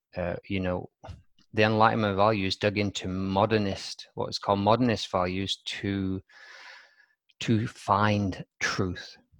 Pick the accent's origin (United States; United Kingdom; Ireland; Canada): United Kingdom; Wigan, North West England; my hometown's, uh, Wigan